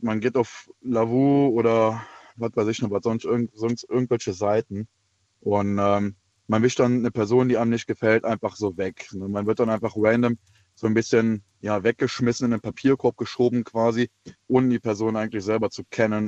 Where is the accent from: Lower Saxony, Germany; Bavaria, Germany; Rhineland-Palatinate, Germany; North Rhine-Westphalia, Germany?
Rhineland-Palatinate, Germany; Wittlich; ich komme aus der, ja, aus der Wittlicher Ecke, bei Trier